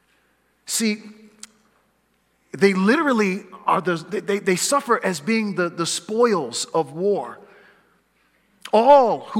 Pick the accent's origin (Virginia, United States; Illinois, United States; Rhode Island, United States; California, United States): California, United States; now in Pacific Northwest, United States; I was raised in California, since I've been in the Northwest, which is now the majority of my life